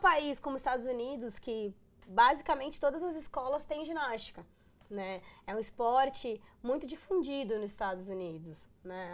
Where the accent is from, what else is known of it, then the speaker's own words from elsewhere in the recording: Rio Grande do Sul, Brazil; moved away; Sou gaúcha, os gaúchos eles são muito bairristas